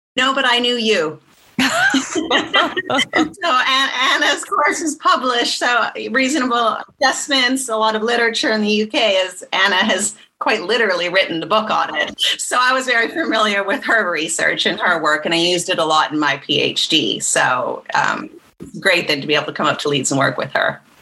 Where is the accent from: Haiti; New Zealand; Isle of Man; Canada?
Canada; moved away; also born or lived in United States / Sweden / Bristol; I'm from Canada originally, but I'm also from the US, and I went to law school